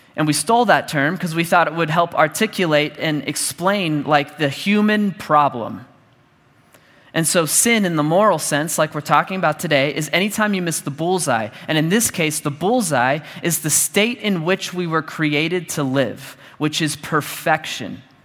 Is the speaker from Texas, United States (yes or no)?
yes; Dallas, Texas, United States; I grew up in church and I grew up in Dallas.